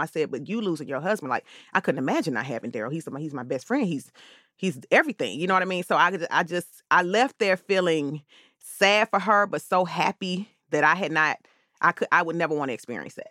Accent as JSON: {"language": "English", "town": "Atlanta", "region": "Georgia", "country": "United States", "tie": "born or raised there", "said": "I'm born and raised here in Atlanta"}